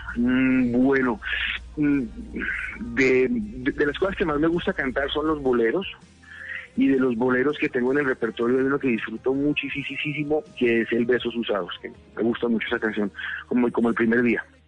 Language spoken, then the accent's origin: Spanish; Colombia; cuando niño y cuando adolescente de lo que veía que pasaba en mi país